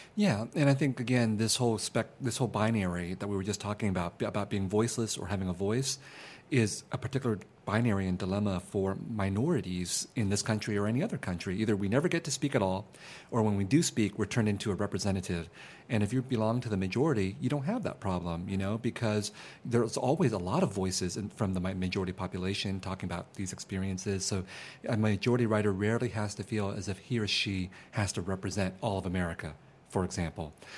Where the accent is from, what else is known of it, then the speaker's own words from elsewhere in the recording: San Jose, California, United States; also born or lived in Vietnam; I grew up in San Jose in a very mixed neighborhood of Vietnamese refugees and Mexican Americans